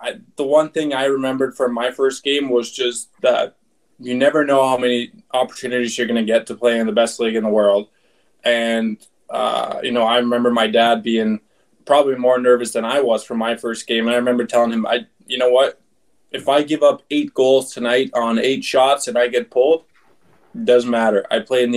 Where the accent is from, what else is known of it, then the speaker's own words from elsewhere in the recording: Aalborg, North Denmark Region, Denmark; moved away; my hometown pro team, Aalborg Pirates.